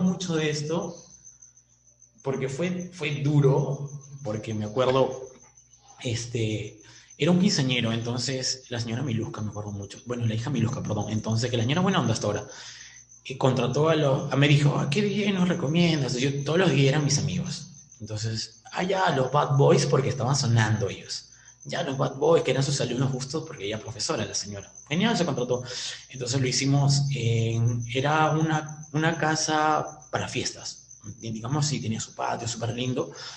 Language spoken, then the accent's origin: Spanish; Peru; se nos dio la locura de poder salir del Perú